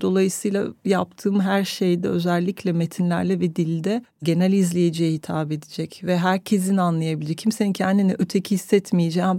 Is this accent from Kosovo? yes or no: no; France; now in Turkey; Fransa'da doğdum, ötekiydim. Türkiye'ye geldim, burada öteki kaldım.